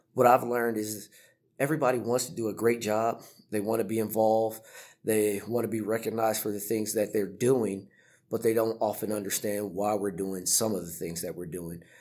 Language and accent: English; California, United States; moved away as an adult; also born or lived in Florida / Italy; I'm originally from California, so it was the other end of the country.